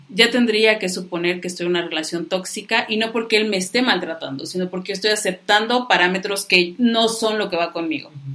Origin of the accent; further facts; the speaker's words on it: Mexico; como buenos mexicanos